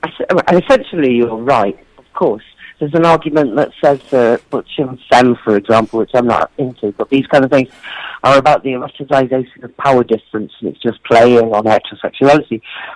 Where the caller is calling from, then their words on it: Bristol, South West England, United Kingdom; I'm talking from Bristol. I did an event last night. I did a book launch in Bristol, the big city in the UK.